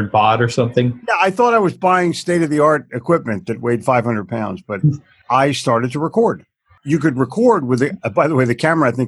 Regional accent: New Jersey, United States; It was written too hokey, and I'm from New Jersey, and we already know everything

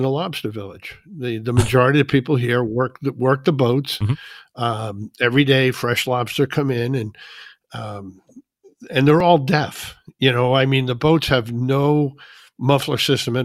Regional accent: New Jersey, United States; moved away as an adult; also born or lived in New Hampshire / North Carolina; now in Maine, United States; I was born right here in Maine. My dad was in the Navy up here. And when he was discharged, we moved to New Jersey, which was where I was raised

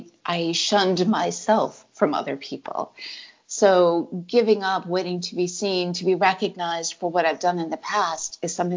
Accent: New England, United States; I'm always going to be a reserved person. I come from New England.

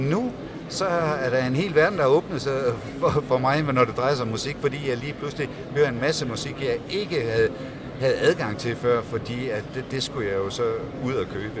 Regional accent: Denmark; som dansker

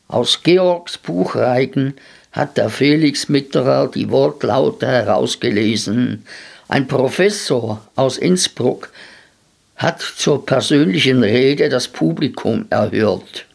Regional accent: Switzerland; bei uns in der Schweiz

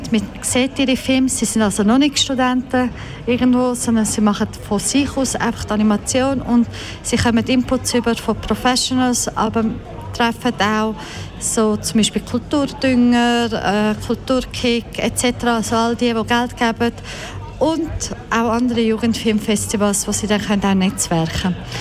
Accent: Croatia; moved away; Ich komme aus Kroatien, meine Eltern aus Bosnien-Herzegowina

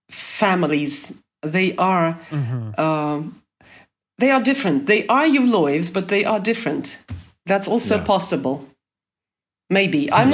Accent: Vladikavkaz, North Ossetia–Alania, Russia; English is a second language; now in Karabulak, Russia; I am originally from North Ossetia. I was born in Vladikavkaz, but I currently live in Ingushetia. And my motherland, of course, is the city where I was born, Vladikavkaz. And I live in Karabulak.

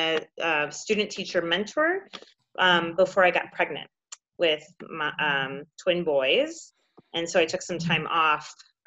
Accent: Michigan, United States; moved away as an adult; also born or lived in San Francisco, California; So I am currently in Ferndale, Michigan. And I'm from Michigan originally, and I have been back here, living here now for, I think I'm coming up on 4 years.

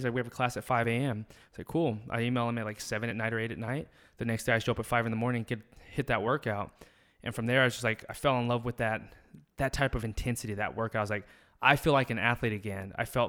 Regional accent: the South, United States; Both our parents are military. Both of our moms are nurses. And it's just like, we came from the South

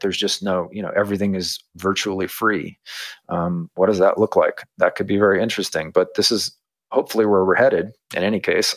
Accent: United States; I grew up in America

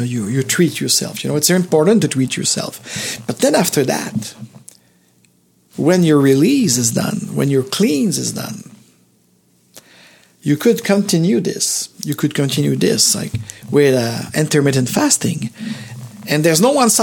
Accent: Montreal, Quebec, Canada; the hospital where I was born in Montreal

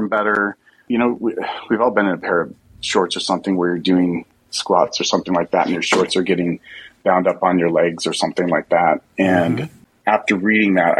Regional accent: Utah, United States; I grew up actually in Utah where there's lots of amazing, big, huge mountains

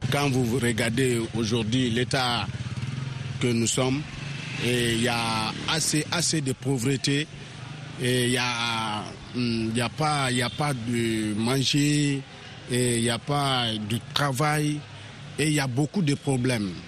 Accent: Guinea; en tant que bon Guinéen

